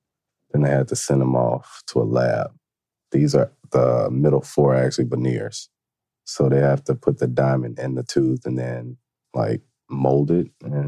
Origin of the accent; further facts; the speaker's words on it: the South, United States; growing up in the South.